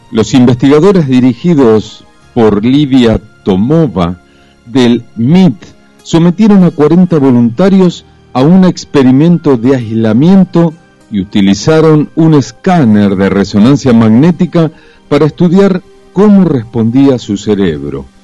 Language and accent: Spanish; Buenos Aires, Argentina; Y bueno, ya te digo, Buenos Aires, si bien soy porteño, nunca me gustó.